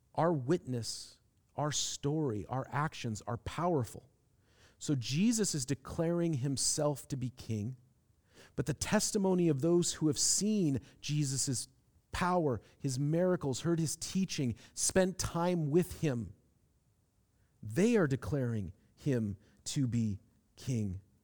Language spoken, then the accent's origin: English; Seattle, Washington, United States; moved away as an adult; also born or lived in Manchester; I'm from Seattle